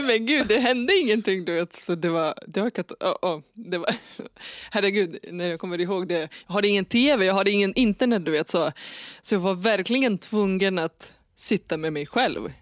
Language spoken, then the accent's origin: Swedish; Lithuania; Swedish is a second language; moved away as an adult; now in Nyköping, Sweden; jag föddes i Litauen 1989